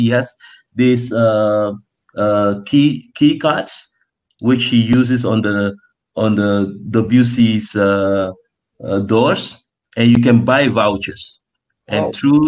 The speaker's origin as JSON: {"language": "English", "country": "Netherlands", "tie": "born or raised there", "moved": "yes", "lives_now": "Ghana", "said": "when I was growing up in the Netherlands"}